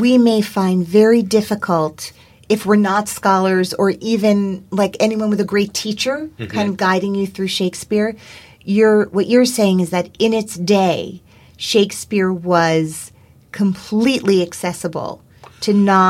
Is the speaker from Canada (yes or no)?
yes; Canada; now in La Jolla, United States; Then you find yourself being invited to be an artistic director as a Canadian of your own theater here in America, in beautiful La Jolla.